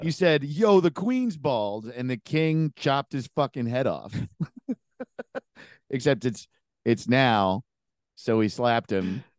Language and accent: English; an hour north of New York City, United States; moved away as an adult; also born or lived in Los Angeles, United States; I'm from New York State, an hour north of New York